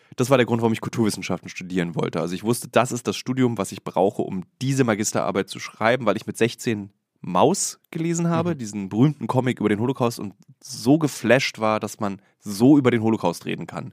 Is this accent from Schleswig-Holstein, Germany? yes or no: no; Berlin, Germany; Ich habe den großen Fehler ja als Berliner gemacht, in Berlin zu studieren.